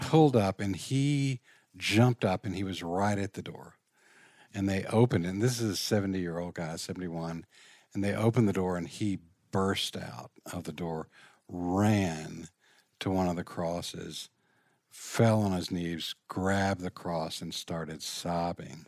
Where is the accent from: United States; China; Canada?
United States; Richmond, Virginia; I grew up in Richmond, Virginia.